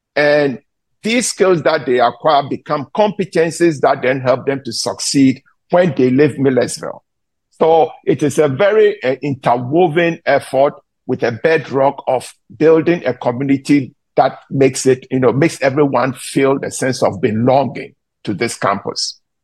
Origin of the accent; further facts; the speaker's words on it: Ghana; moved away as an adult; now in United States; I was born in Ghana. I came to the US after I got my baccalaureate degree in Ghana to do my graduate studies